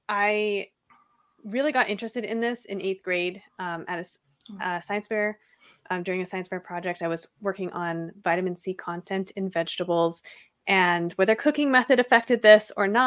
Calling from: Seattle, Washington, United States; And I'm coming from Seattle.

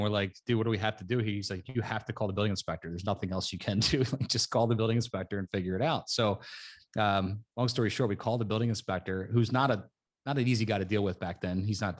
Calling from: New Jersey, United States; South Jersey. We're right outside of Philadelphia.

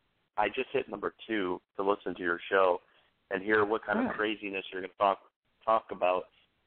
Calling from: New York, United States; Hey, this is … out of New York State.

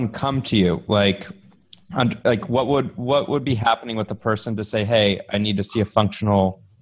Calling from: Tel Aviv, Tel Aviv District, Israel; Oh, I'm in Tel Aviv, and as you know, we are a lean remote company

